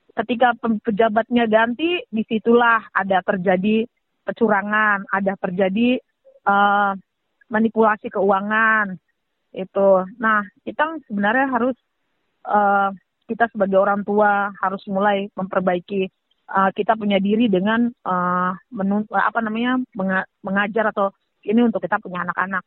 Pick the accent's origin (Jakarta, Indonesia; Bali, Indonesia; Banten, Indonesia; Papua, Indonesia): Papua, Indonesia; saya orang asli Papua